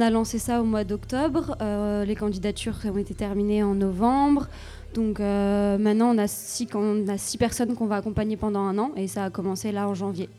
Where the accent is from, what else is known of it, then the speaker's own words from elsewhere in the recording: Grenoble, Auvergne-Rhône-Alpes, France; je viens de Grenoble